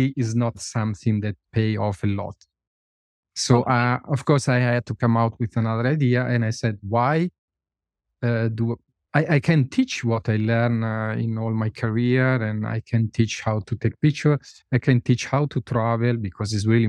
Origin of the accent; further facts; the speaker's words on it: a small village in the north of Italy, northern Italy, Italy; English is a second language; moved away as an adult; also born or lived in India; I never left my village, my small village in Italy, in the north of Italy.